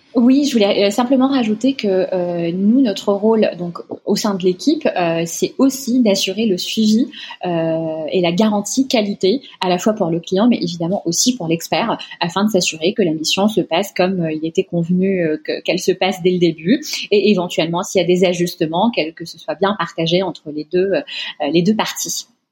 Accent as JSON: {"language": "French", "country": "Tunisia", "tie": "born or raised there", "moved": "as an adult", "lives_now": "France", "said": "je suis née, j'ai grandi en Tunisie où j'ai fait une partie de mes études. Euh, ensuite, je suis venue en France pour poursuivre mes études"}